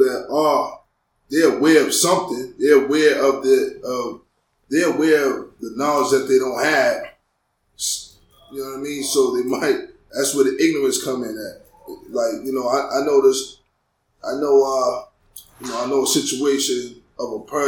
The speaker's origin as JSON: {"language": "English", "town": "Boston", "region": "Massachusetts", "country": "United States", "tie": "born or raised there", "said": "growing up in Boston, you know what I mean? Growing up in Roxbury"}